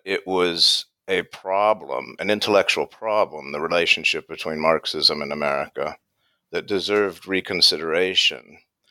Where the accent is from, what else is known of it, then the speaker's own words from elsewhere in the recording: United States; accent: American; now in United Kingdom; I can tell by my accent I'm American, but I've taught in England for about 10 years.